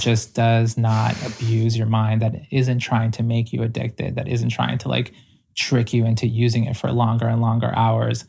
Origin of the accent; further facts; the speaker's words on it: Ecuador; I was born in Ecuador